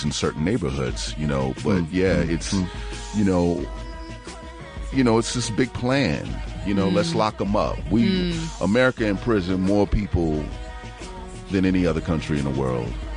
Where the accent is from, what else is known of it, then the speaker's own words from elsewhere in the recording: Chicago, Illinois, United States; I'm from the West Side